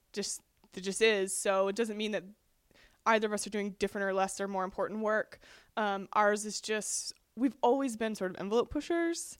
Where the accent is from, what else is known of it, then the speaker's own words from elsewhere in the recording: North Georgia, United States; we come from North Georgia